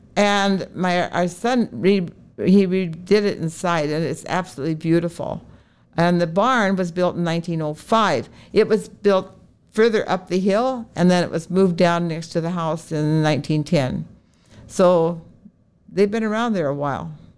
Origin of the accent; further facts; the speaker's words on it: Oregon, United States; now in Bismarck, United States; I was growing up in Oregon